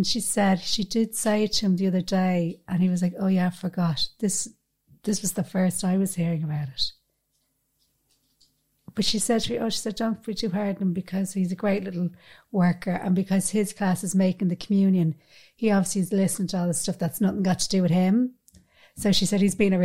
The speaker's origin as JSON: {"language": "English", "country": "Ireland", "said": "We're proud to be Irish. We live in Ireland"}